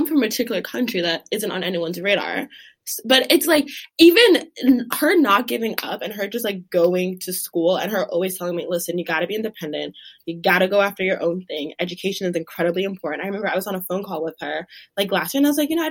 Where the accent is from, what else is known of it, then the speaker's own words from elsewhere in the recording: Douala, Littoral, Cameroon; now in United States; I'm from Douala, Cameroon